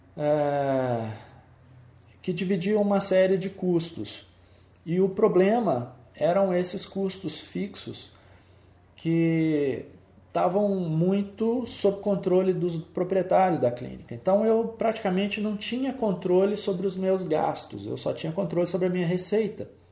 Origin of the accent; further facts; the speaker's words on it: Belo Horizonte, Minas Gerais, Brazil; Eu sou belo horizontino, sou mineiro, nasci em Belo Horizonte